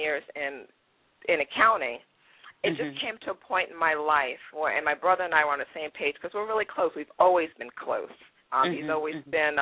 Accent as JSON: {"language": "English", "town": "Bowie", "region": "Maryland", "country": "United States", "tie": "born or raised there", "also_born_or_lived": "Trinidad / New York", "said": "I grew up in Prince George's County, Maryland. Grew up in Bowie"}